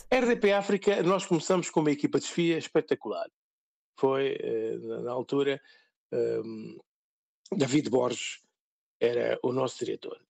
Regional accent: São Tomé & Príncipe; moved away as an adult; now in Portugal; Essa foi a razão fundamental pela qual saí do país

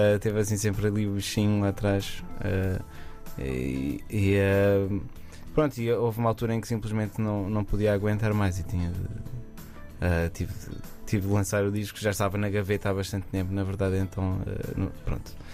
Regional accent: Aveiro, Centro, Portugal; voltei para, para, para Aveiro, que é de onde eu sou

